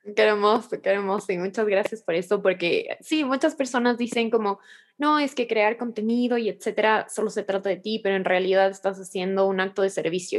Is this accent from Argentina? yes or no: no; Ecuador; como ecuatoriana me siento muy, muy orgullosa